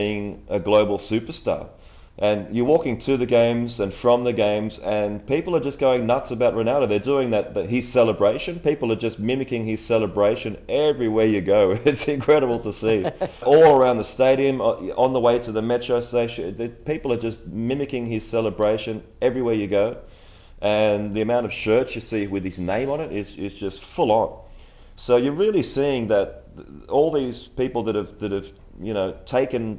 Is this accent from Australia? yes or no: yes; Australia; as a kid growing up in Australia and supporting the Socceroos